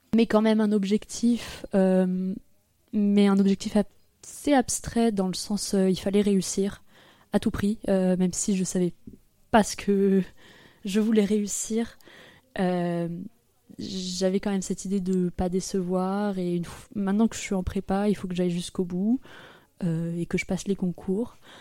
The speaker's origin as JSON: {"language": "French", "town": "Froges", "region": "Auvergne-Rhône-Alpes", "country": "France", "tie": "born or raised there", "said": "J'ai grandi à côté de Grenoble, dans un village qui s'appelle Froges"}